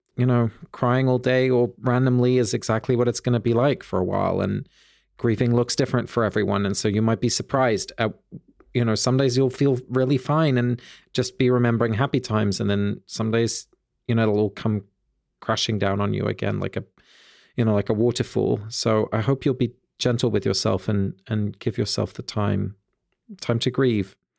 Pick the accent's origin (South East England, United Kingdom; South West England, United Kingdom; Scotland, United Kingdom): South East England, United Kingdom; Sussex; near where I grew up in Sussex